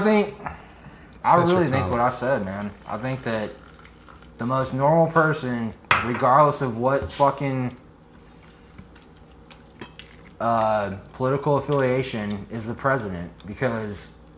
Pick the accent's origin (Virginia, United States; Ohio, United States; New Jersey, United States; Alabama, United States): Alabama, United States; now in Atlanta, United States; I'm from Alabama